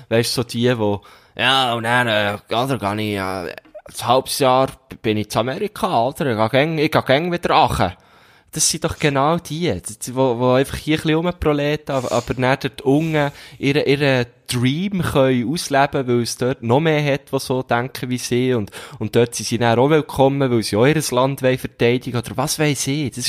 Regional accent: Bern, Switzerland; Man kann ja, es ist ja immer so, als, als Berner, ähm, man findet ja nie beide gleich geil.

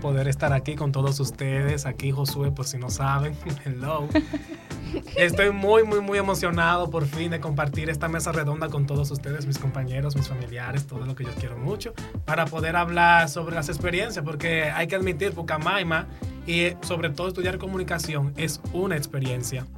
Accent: La Vega, Dominican Republic; yo soy de La Vega

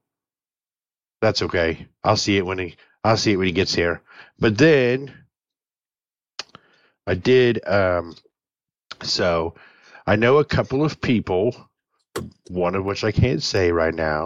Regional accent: Indiana, United States; moved away; I grew up like in Indiana

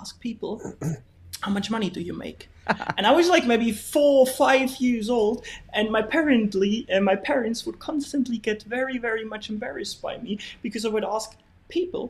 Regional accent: Bavaria, Germany; English is a second language; moved away as an adult; now in Spain; I'm from Bavaria. So very, very far to the south of Bavaria, and it's a tiny, tiny, tiny little village that is very close to the Austrian border, actually.

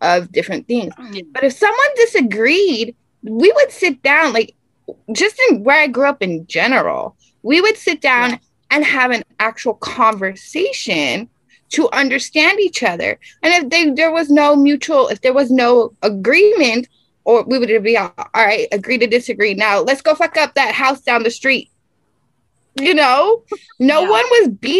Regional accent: El Paso, Texas, United States; also born or lived in Phoenix, Arizona; I grew up in El Paso, Texas

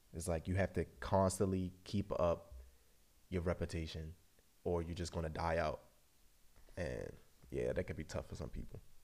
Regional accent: Baltimore, Maryland, United States; moved away as an adult; now in Europe; I'm from Baltimore, lived there my whole life.

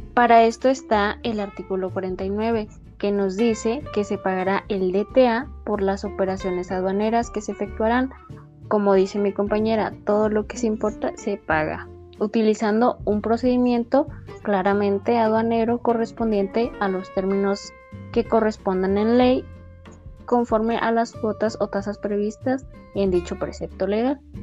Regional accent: Mexico; para la mayoría de nosotros como mexicanos

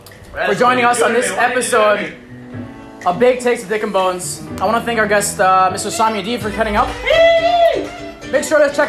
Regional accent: Canada; we're both Canadian

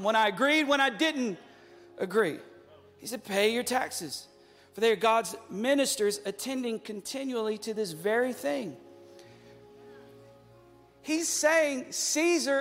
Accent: United States; as American Christians

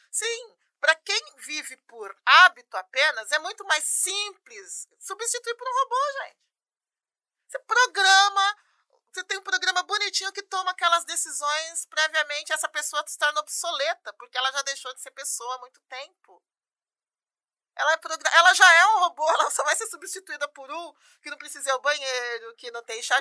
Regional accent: São Paulo, Brazil; also born or lived in Panorama / Salvador / Campinas; Sou paulistana, sou da freguesia do Ó, aqui é da periferia da freguesia do Ó. Mas já rodei aí um pouquinho, né?

